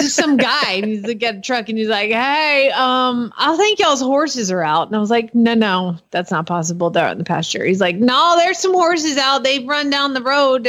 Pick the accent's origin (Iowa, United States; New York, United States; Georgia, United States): Georgia, United States; I live there. So I'm from Georgia.